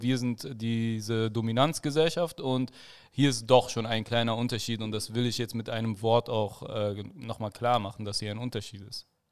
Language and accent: German; Germany; ich bin hier gebürt, also ich bin hier geboren